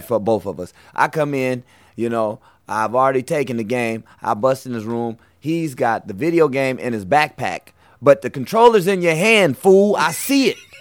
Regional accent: Portland, Oregon, United States; moved away as an adult; now in New York, United States; I'm Portland, Oregon

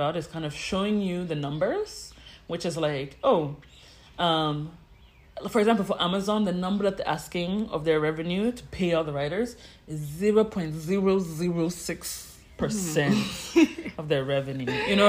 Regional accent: Ghana; also born or lived in New York; as a Ghanaian who wants to be in Ghana

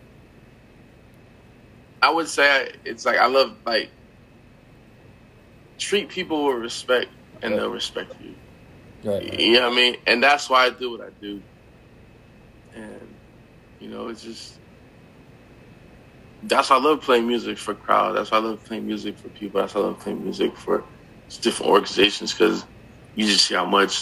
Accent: Connecticut, United States; I'm from Connecticut

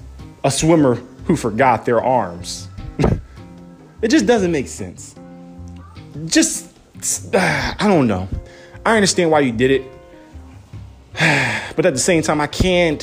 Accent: Philadelphia, Pennsylvania, United States; I'm a Philadelphian

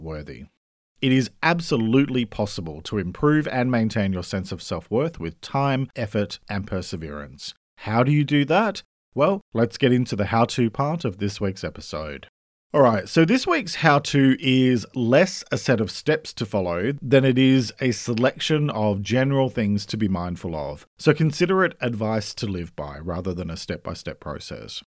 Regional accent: Australia; I'm an Australian writer

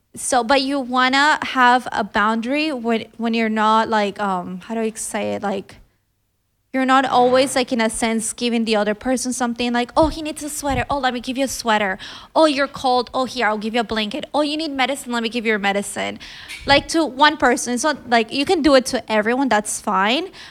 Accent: Colombia; I'm just from Colombia

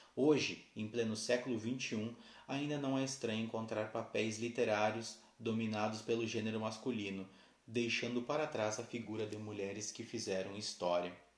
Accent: Santana do Livramento, Rio Grande do Sul, Brazil; Sou da cidade de Santana do Livramento, Rio Grande do Sul

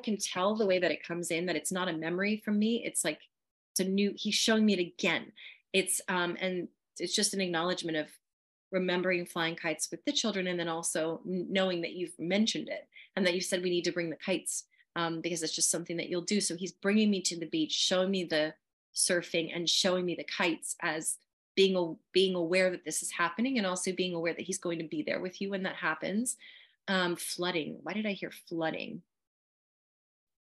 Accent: Southern California, United States; I'm from Southern California

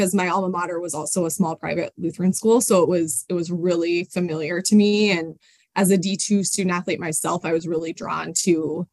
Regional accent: Colorado, United States; moved away as an adult; also born or lived in Sioux Falls, South Dakota / Midwest; now in St. Paul, United States; I'm originally from Colorado, but I moved to the Midwest.

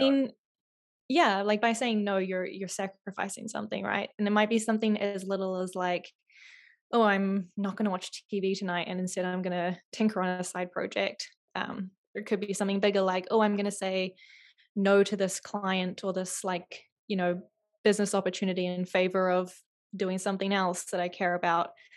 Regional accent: New Zealand; moved away; I grew up in New Zealand

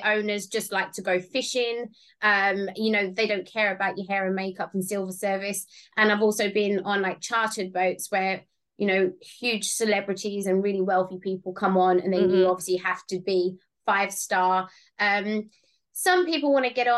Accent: London, United Kingdom; moved away as an adult; I'm originally from Southeast London

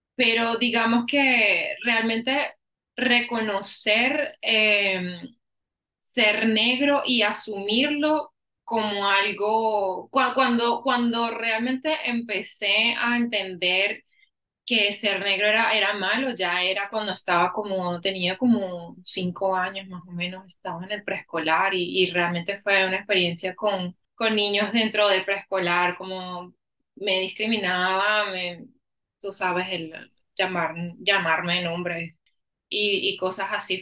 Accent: Caracas, Capital District, Venezuela; moved away as an adult; now in Austin, United States; yo nací y crecí en Caracas, Venezuela

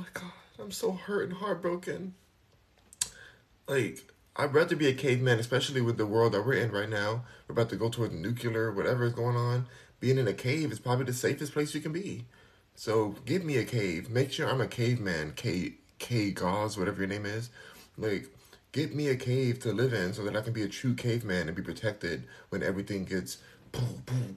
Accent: United States; I'm American.

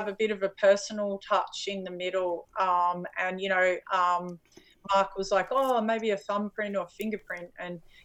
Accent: Australia; I'm Australian

